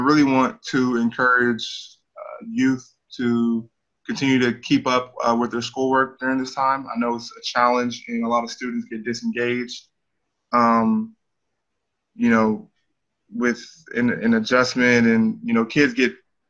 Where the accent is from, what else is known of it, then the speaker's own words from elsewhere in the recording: Sacramento, California, United States; I'm from Sacramento. You know, I take pride in being from there